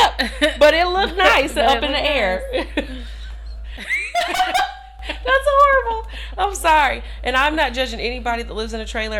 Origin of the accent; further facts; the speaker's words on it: Kentucky, United States; we're also from Kentucky.